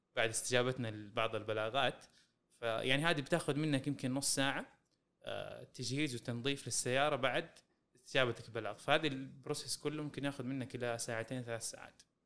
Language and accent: Arabic; Saudi Arabia; عندنا في السعوديه